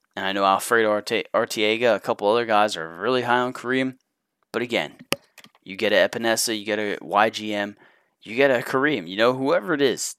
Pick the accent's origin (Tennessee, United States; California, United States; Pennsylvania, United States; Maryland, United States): Pennsylvania, United States; I grew up in Pennsylvania, still live in Pennsylvania